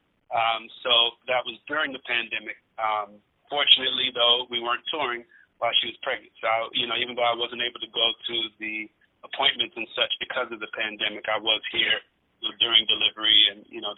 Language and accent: English; Washington, District of Columbia, United States; also born or lived in Battle Creek, Michigan, United States; when I was a little kid, my mother, she just believed in my talent, and she moved to D.C.